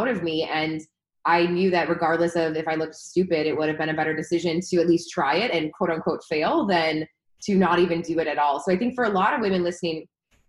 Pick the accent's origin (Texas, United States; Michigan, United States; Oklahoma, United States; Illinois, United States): Illinois, United States; Chicago; moved away as an adult; also born or lived in Los Angeles; now in San Diego, United States; I'm from Chicago